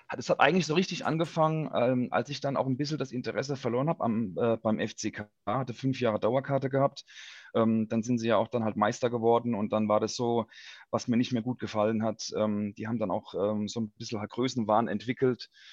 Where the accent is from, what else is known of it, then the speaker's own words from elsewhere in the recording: Ludwigshafen, Rhineland-Palatinate, Germany; ich bin geboren, aufgewachsen in Ludwigshafen